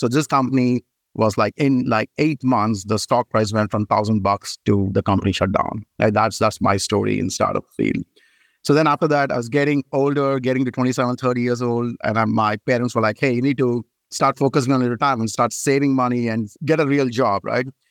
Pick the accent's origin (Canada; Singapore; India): India; moved away as an adult; now in United States; I moved from India, and I did my bachelor's of engineering in telecommunication in India.